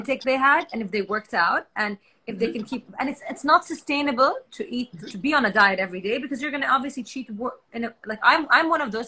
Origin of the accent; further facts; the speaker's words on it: Jeddah, Makkah Province, Saudi Arabia; I'm from Jeddah, which is the portal city